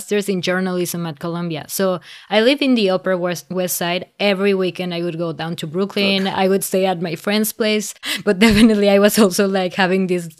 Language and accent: English; Mexico; also born or lived in Amsterdam / India; I'm from Mexico. From Mexico. I'm half Cuban as well. I did my high school in India. So I had lived in like many different places.